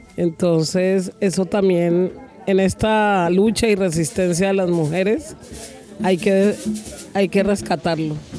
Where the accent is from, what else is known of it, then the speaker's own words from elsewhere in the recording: Pacific region, Colombia; soy eh, mujer del Pacífico